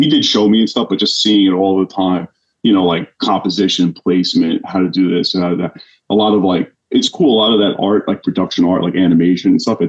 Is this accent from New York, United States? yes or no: yes; Suffolk County, Long Island, New York, United States; I'm from originally out in Suffolk County, Long Island, New York. So always, you know, born and raised.